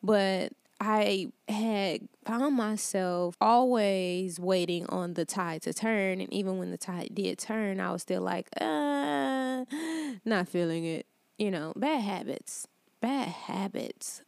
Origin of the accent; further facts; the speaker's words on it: Detroit, Michigan, United States; moved away as an adult; also born or lived in Atlanta, Georgia; I'm originally from Detroit, Michigan, and for the last six years, I lived in Atlanta